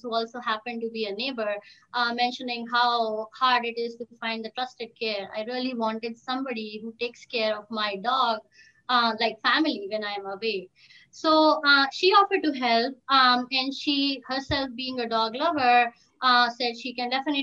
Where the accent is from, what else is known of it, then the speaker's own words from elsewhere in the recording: India; moved away as an adult; now in United States; I was born and brought up in India with my mom, dad, my brother, my grandparents, and also my dog, Kali